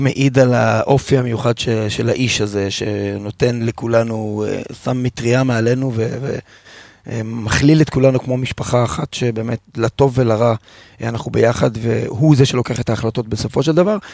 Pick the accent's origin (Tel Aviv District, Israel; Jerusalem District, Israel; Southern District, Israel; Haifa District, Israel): Haifa District, Israel; Haifa; שגדלתי בתור ילד חיפאי אוהד מכבי חיפה